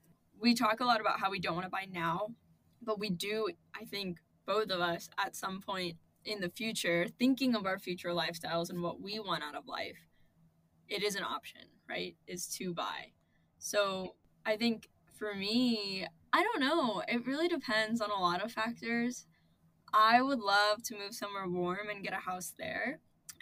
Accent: Columbus, Ohio, United States; moved away as an adult; now in New York, United States; because Columbus is my hometown

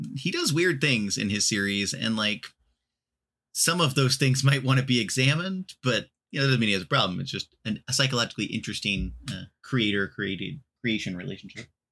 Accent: Texas, United States; moved away; I am from Texas originally

